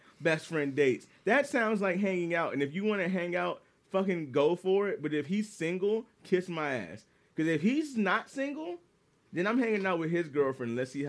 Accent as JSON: {"language": "English", "region": "Washington", "country": "United States", "said": "I'm like, I'm from Washington. You're like, oh, state."}